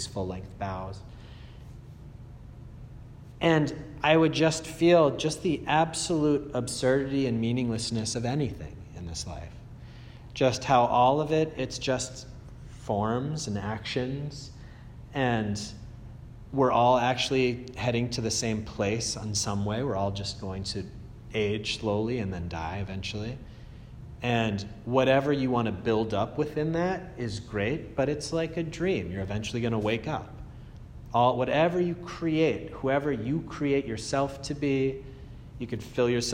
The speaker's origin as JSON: {"language": "English", "town": "Andover", "region": "Massachusetts", "country": "United States", "said": "I come from Andover"}